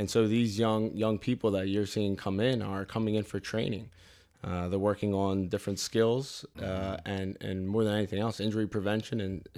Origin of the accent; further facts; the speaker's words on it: Delaware County, Pennsylvania, United States; I grew up in Delaware County